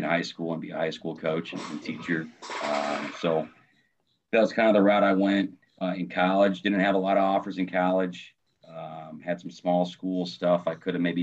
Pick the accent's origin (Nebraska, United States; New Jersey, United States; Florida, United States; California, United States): Nebraska, United States; Omaha; moved away as an adult; also born or lived in Ralston, Nebraska / Dodge City, Kansas; now in Cedar Rapids, United States; I'm originally from Omaha, Nebraska. So it's tough living around here in Cedar Rapids